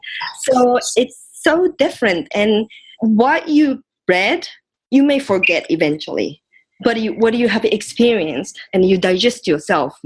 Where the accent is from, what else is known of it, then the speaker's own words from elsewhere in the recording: Japan; English is a second language; also born or lived in United States; now in Brussels, Belgium; I'm originally from Japan, so when I first moved to the States